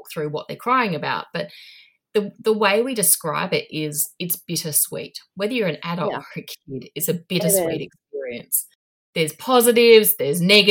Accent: Australia; moved away as an adult; also born or lived in Asia; now in New Zealand; I'm Australian living in New Zealand now.

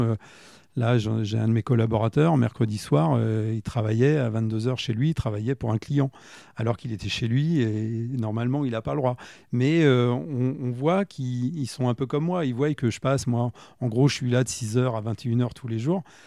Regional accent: Châteauroux, Centre-Val de Loire, France; je suis né à Châteauroux, j'avais une grande sœur

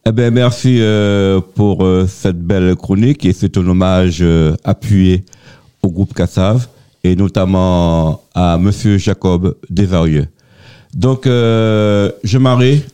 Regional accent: Antilles, France; chez nous aux Antilles

